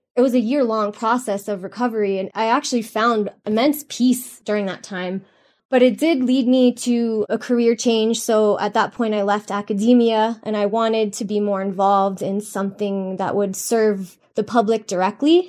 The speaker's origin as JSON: {"language": "English", "town": "Miami", "region": "Florida", "country": "United States", "tie": "born or raised there", "moved": "yes", "said": "I grew up in South Florida in Miami"}